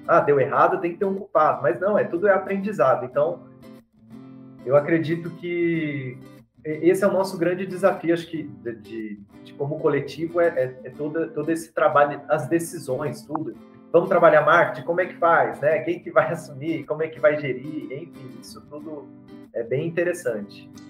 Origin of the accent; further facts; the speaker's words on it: Mogi das Cruzes, São Paulo, Brazil; Sou de Itaiaçupeba, Mogi das Cruzes, São Paulo